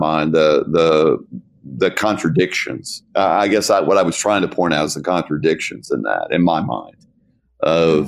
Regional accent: the South, United States; I'm from the South, but I wasn't from Mississippi

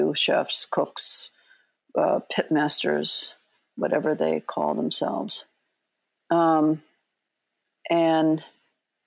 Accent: South Bend, Indiana, United States; born or raised there

